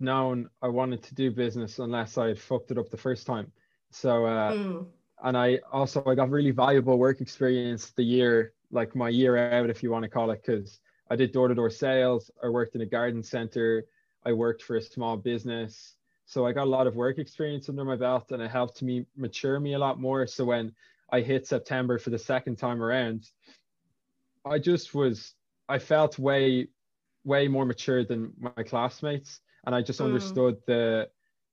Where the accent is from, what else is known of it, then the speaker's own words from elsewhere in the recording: Lusk, Leinster, Ireland; I'm from Lusk originally. So UCD was years and years away from where I grew up